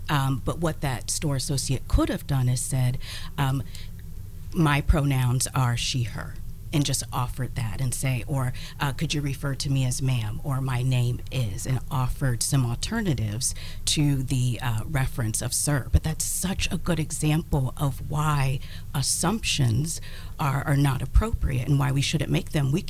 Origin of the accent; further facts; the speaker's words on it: Columbus, Ohio, United States; I was born and raised here in Columbus.